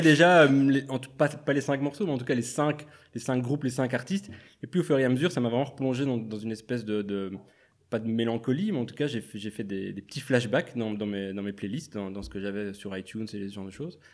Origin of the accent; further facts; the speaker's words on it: La Louvière, Wallonia, Belgium; now in Brussels, Belgium; je viens de la Louvière